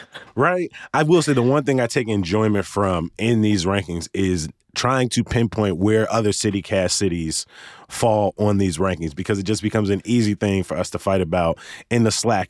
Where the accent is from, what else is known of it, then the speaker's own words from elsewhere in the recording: Chicago, Illinois, United States; moved away as an adult; a lifelong Chicagoan, born and raised on the South Side